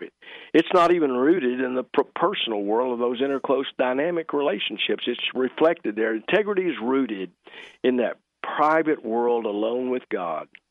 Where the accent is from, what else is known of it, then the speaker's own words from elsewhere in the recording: Fort Worth, Texas, United States; moved away; growing up in East Fort Worth